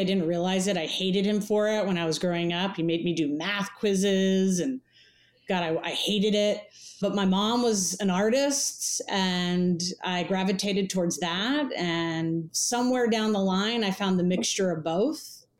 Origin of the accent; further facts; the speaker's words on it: San Diego, California, United States; also born or lived in Oakland, California; I came from the town of San Diego. I grew up in Southern California. Where did I come from? My dad's an immigrant from Cuba. Mom was an artist out of the East Coast.